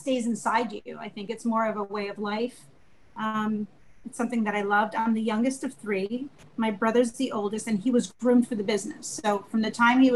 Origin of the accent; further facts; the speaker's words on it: Long Island, New York, United States; moved away as an adult; growing up in Long Island, in America